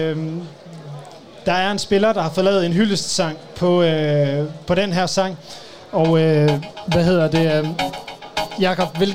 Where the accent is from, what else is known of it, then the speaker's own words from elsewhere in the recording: North Denmark Region, Denmark; vi kommer fra Nordjylland